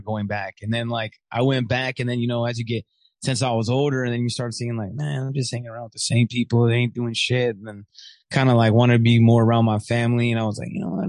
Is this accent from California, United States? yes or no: yes; Riverside, California, United States; also born or lived in Michigan / Corona / San Bernardino / Ontario; I'm born in Riverside, and then we went back to Riverside. So I've been in the Inland Empire most of my life